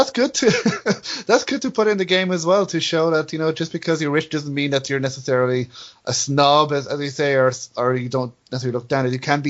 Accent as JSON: {"language": "English", "town": "Dublin", "country": "Ireland"}